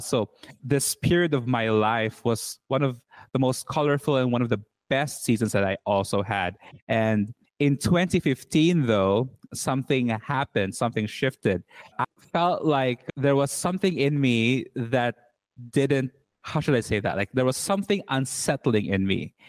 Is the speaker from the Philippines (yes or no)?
yes; Cebu City, Central Visayas, Philippines; now in Berlin, Germany; I am Filipino. I was born and raised in Cebu City, Philippines. And currently, I am living in Berlin, Germany